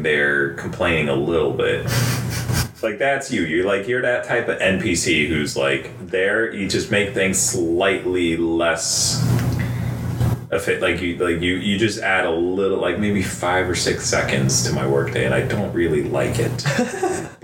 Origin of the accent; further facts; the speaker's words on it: Florida, United States; I'm from Florida